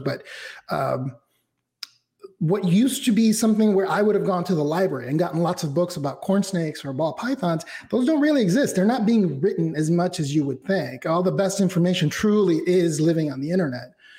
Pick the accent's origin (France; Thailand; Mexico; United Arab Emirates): Mexico; Mexico City; I was born and raised in Mexico City, so everything about my roots, my heritage, my ethnicity, and my race uh, is comes from Mexico